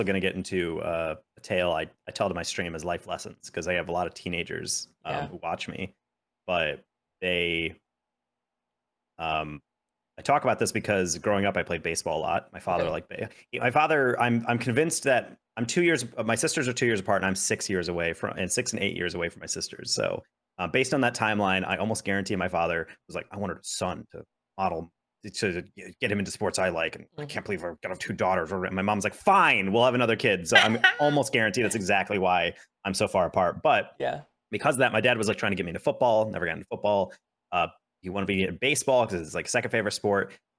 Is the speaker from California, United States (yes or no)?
no; New York, United States; So I went to a school that was in New York State, 40 minutes away from my hometown.